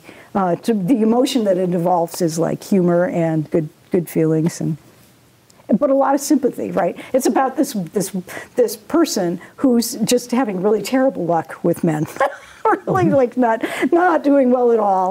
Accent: Massachusetts, United States; also born or lived in Montana; I grew up really pretty much in Massachusetts.

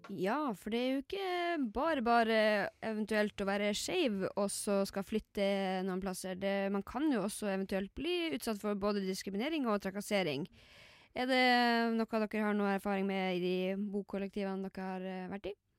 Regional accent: Lakselv, Finnmark, Norway; moved away; jeg kommer jo fra Laksevål i Finnmark.

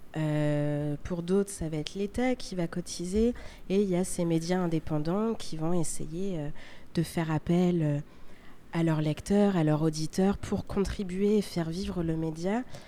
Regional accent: France; also born or lived in Paris; on vient de France

